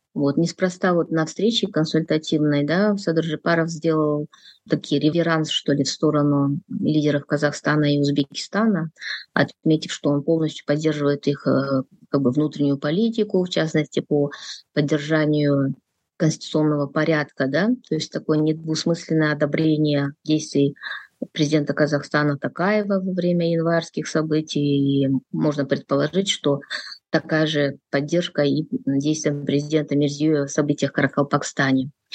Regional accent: Kyrgyzstan; я из Кыргызстана, я независимый политический аналитик

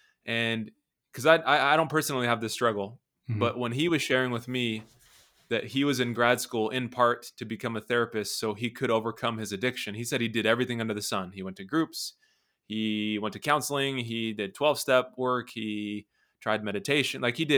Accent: Las Vegas, Nevada, United States; I'm from Las Vegas. Okay. And I've been here my whole life, and I'm 36 years old.

